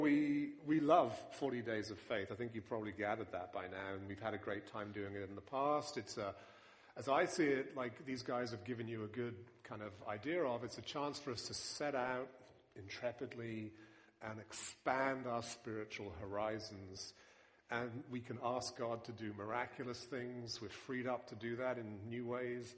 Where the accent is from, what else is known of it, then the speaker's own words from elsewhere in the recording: United Kingdom; accent: British; now in New York, United States; my British accent